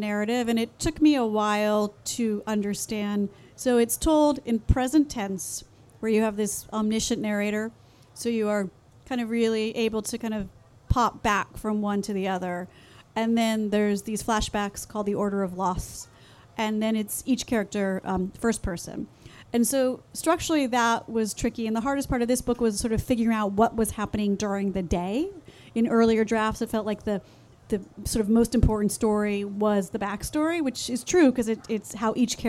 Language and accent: English; Los Angeles, California, United States; I grew up in the San Fernando Valley in California